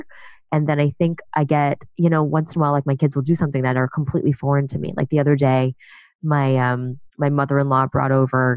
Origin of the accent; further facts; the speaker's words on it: New York City, New York, United States; I grew up in New York. My husband also grew up in New York. And I grew up in Chinatown